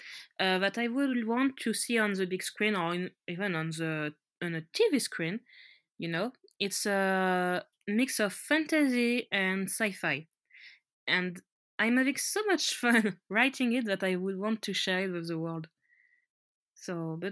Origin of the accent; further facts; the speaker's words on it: France; accent: French; English is a second language; I'm French and my accent is very French